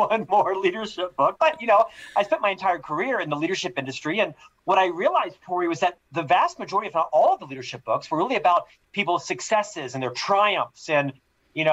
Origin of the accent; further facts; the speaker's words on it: Orlando, Florida, United States; moved away as an adult; also born or lived in Provo, Utah / London / Chicago; now in Salt Lake City, United States; I'm originally from Florida. I was born and raised in Orlando, Florida, lived there the first literally half of my life